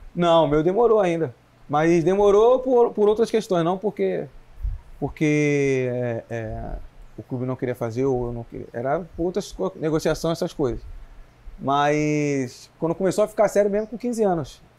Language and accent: Portuguese; Rio de Janeiro, Brazil; now in Belo Horizonte, Brazil; Eu sou do, do Rio de Janeiro mesmo, capital.